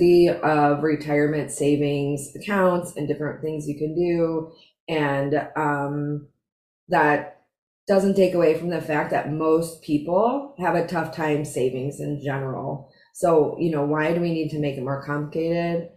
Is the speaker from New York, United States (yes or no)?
no; Chicago, Illinois, United States; accent: Chicago; moved away; I'm in Chicago. And whenever I'm in Chicago for even like 5 minutes, my Chicago accent resurfaces